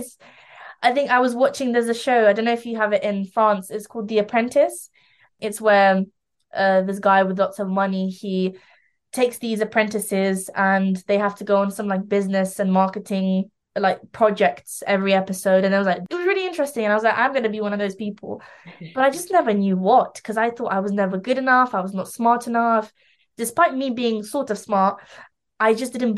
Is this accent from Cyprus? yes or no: no; London, United Kingdom; also born or lived in Lithuania; I was raised in London